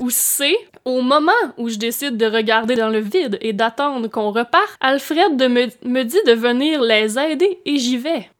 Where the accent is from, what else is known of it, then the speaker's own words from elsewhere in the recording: Baie des Chaleurs, Quebec, Canada; now in Montreal, Canada; par chez nous, c'est là que les gens se trouvent des lifts